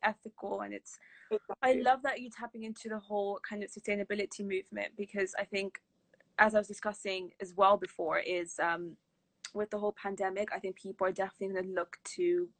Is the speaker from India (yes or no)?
yes; India; being an Indian